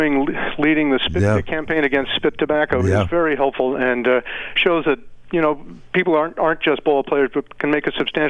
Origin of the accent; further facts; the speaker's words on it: North Shore of Long Island, New York, United States; now in Exeter, United States; I grew up on the North Shore of Long Island as a putative catcher as a kid